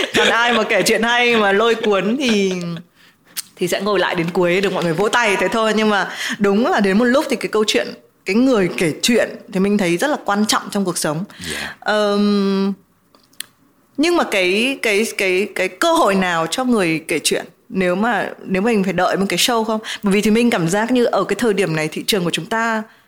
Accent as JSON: {"language": "Vietnamese", "country": "Vietnam"}